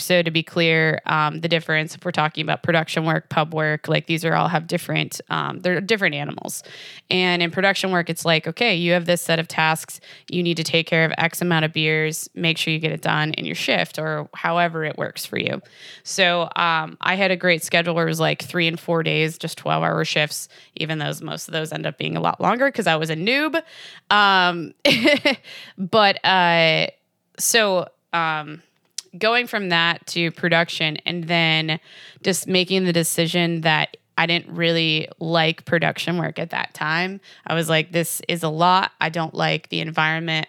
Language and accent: English; Jamestown, New York, United States; moved away; I'm originally from Western New York, um, in an area called Jamestown.